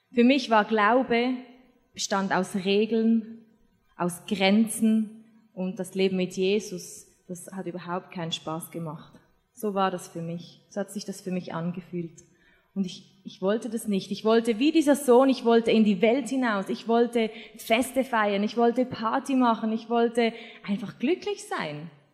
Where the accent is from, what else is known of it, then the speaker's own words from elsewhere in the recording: Switzerland; moved away as an adult; now in Austria; ich bin Schweizerin, wohne in Österreich, habe einen deutschen Mann